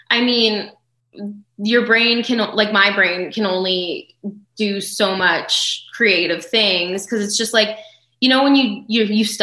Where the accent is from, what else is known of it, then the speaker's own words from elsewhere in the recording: Thunder Bay, Ontario, Canada; I am. Yes.